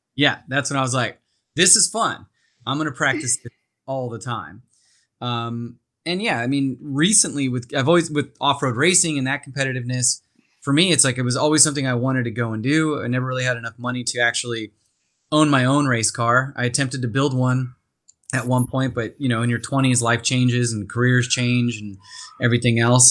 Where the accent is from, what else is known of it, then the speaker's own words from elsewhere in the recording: Castaic, California, United States; I grew up in Santa Clarita, out in a little town called Castaic.